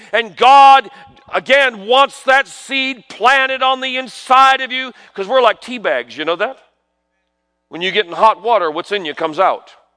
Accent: New York, United States; I grew up in New York

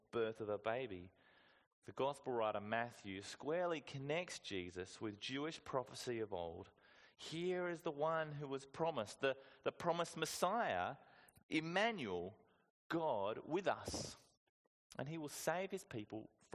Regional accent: Whyalla, South Australia, Australia; I went to a good school growing up in Wyala

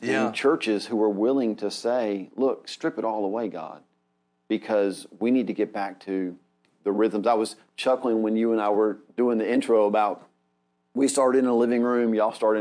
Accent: United States; we're so American.

